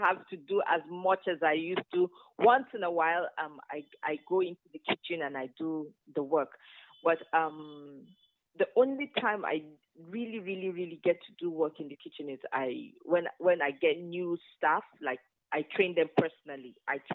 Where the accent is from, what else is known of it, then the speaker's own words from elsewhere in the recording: Zaria, Kaduna State, Nigeria; also born or lived in Kano / Kogi State; I grew up in Zaria, in the north, and my mom had a yogurt factory